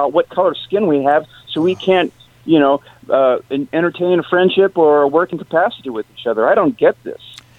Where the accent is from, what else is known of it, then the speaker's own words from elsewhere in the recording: Los Angeles, California, United States; I grew up with nothing in L.A.